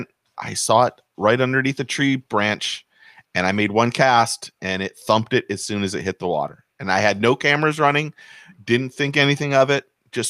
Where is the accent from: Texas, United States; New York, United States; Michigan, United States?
Michigan, United States; moved away; So I grew up in Michigan